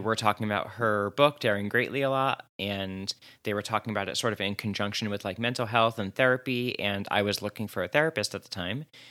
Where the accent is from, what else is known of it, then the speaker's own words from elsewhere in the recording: New Jersey, United States; I'm from Jersey